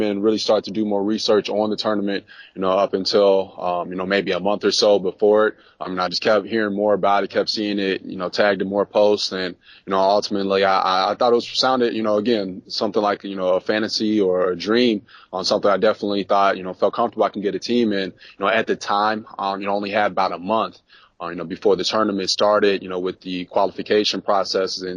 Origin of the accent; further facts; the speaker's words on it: Bolingbrook, Illinois, United States; I'm from the Chicagoland area. Grew up in Bolingbrook, about 45 minutes, you know, south of Chicago